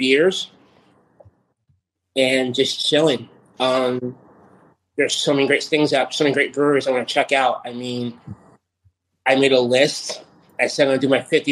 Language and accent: English; United States; moved away as an adult; now in Georgia, United States; I'm living down here in Georgia now, but I grew up in New York, New Jersey